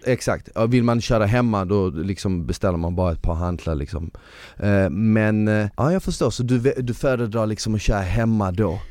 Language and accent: Swedish; Malmö, Skåne, Sweden; born or raised there; also born or lived in Bosnia